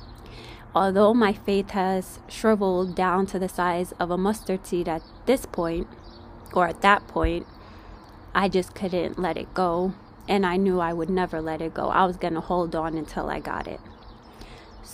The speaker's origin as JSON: {"language": "English", "region": "New York", "country": "United States", "tie": "born or raised there", "moved": "as an adult", "lives_now": "California, United States", "said": "I'm not from California, guys. I am from New York, born and raised"}